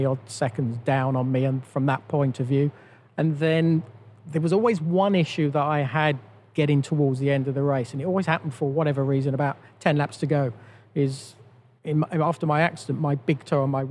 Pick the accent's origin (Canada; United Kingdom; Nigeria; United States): United Kingdom; all of us as British drivers